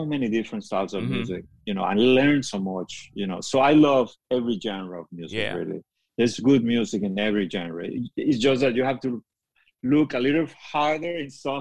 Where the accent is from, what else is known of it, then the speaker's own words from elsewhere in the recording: Caracas, Capital District, Venezuela; moved away; the music that I grew up with in Caracas